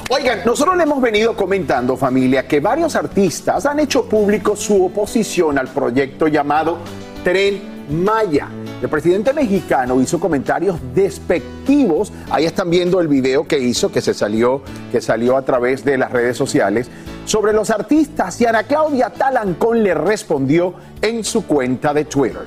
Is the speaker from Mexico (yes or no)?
no; Venezuela